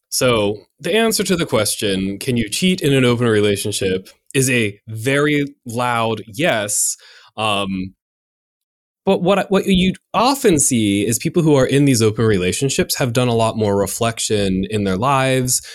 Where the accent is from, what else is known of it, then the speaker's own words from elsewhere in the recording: United States; I'm in America and I grew up in the United States